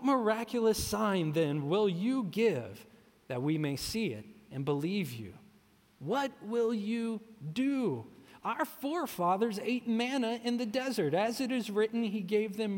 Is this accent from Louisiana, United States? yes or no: yes; New Orleans, Louisiana, United States; moved away; I'm from New Orleans, and we call that a catfish po' boy